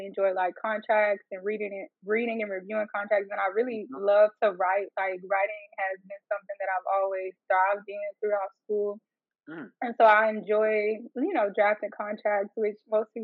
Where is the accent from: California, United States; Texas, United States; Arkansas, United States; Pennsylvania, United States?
Arkansas, United States; I'm from Arkansas